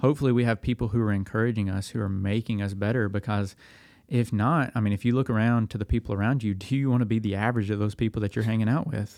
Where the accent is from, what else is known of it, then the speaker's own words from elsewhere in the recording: Dickson, Tennessee, United States; now in Lexington, Tennessee, United States; I'm from Middle Tennessee. I grew up in Dixon